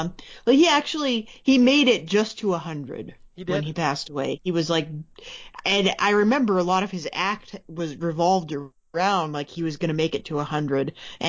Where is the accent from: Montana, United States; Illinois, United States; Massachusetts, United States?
Montana, United States; I was from Montana.